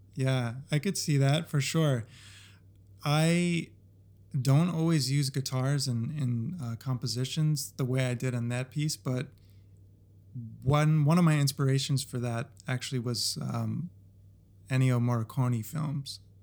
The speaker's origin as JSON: {"language": "English", "region": "New Jersey", "country": "United States", "tie": "born or raised there", "said": "I was born in New Jersey."}